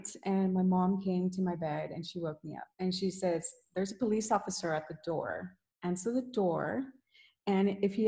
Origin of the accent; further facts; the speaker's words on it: Houston, Texas, United States; I was born and raised here in Houston, Texas